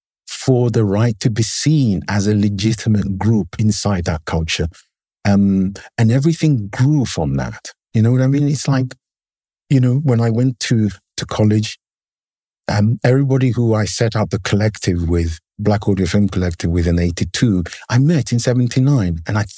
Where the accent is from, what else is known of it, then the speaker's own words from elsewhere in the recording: England, United Kingdom; You know, growing up in England in the 70s had very specific historical resonances. One of which was that I was part of the first generation of people who were basically born in the country.